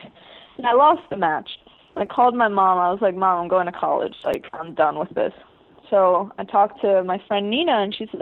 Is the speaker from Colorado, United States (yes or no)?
no; New York City, New York, United States; also born or lived in Ecuador; when I was 3 years old, I moved to New York City with my parents